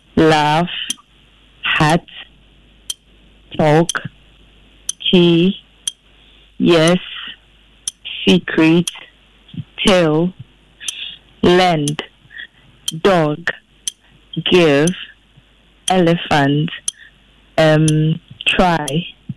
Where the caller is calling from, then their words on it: Pankrono, Ashanti, Ghana; I'm calling from Pancrono.